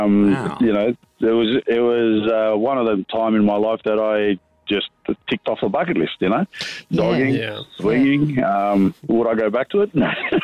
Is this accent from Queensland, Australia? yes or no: yes; Queensland, Australia; Well, I'm from Queensland